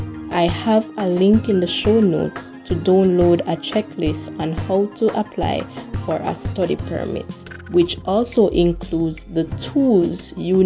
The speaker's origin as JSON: {"language": "English", "country": "Jamaica", "moved": "as an adult", "lives_now": "Canada", "said": "I am from the Caribbean island of Jamaica."}